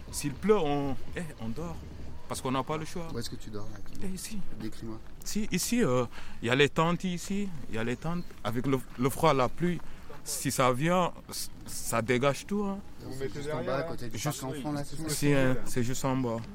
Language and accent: French; Senegal; now in Lyon, France; Eh, j'ai quitté le Sénégal. Je suis allé au Mali. De Mali, euh, Mali-Niger, Niger, Burkina Faso, Burkina Faso, Libye.